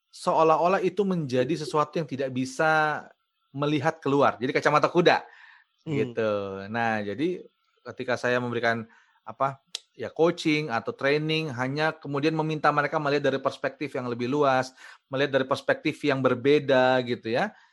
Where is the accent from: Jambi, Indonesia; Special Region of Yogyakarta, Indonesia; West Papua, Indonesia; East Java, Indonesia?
West Papua, Indonesia; Manokwari pada saat itu saya training kemudian yang happy di situ adalah saya training dan bisa menggunakan bahasa sehari-hari saya dulu.